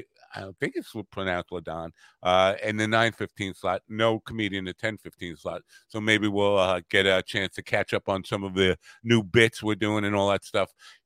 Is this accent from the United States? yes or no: yes; South Shore, Long Island, New York, United States; as a South Shore guy